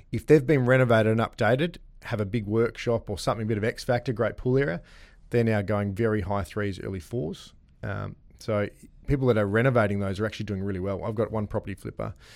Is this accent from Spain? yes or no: no; Gosnells, Western Australia, Australia; I grew up in Bray Street